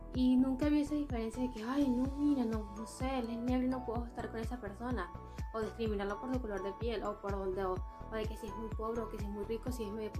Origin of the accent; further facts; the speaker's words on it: Venezuela; moved away; somos de Venezuela